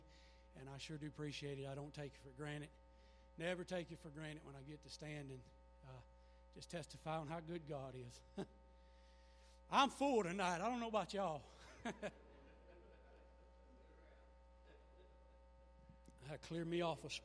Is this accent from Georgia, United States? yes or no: no; Mississippi, United States; I'm from Mississippi